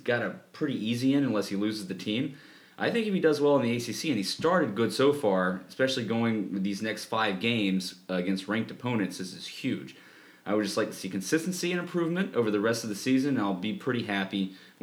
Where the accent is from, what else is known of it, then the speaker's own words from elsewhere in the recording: South Carolina, United States; I'm from South Carolina.